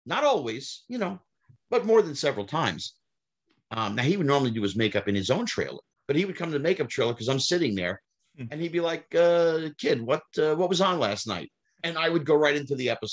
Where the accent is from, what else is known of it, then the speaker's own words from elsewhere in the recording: New Jersey, United States; even though I'm not from Brooklyn, I'm from Jersey